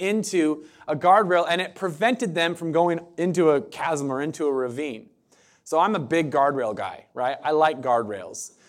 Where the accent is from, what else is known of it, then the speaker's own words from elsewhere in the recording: Southern Oregon, United States; moved away as an adult; now in Eugene, United States; I'm from Southern Oregon